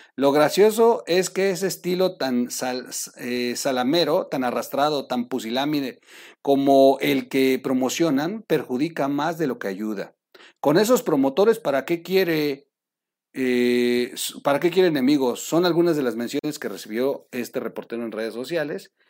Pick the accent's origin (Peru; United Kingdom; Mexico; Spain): Mexico; para nosotros como mexicanos